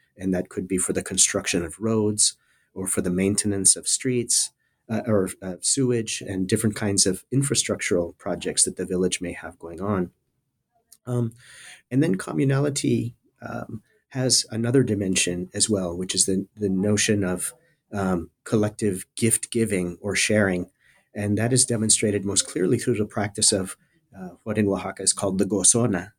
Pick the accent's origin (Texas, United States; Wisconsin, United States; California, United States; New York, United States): Texas, United States; South Texas border area, United States; moved away; I'm originally from the South Texas border area. Uh, I grew up in a small town, uh, at the very southern tip of the state of Texas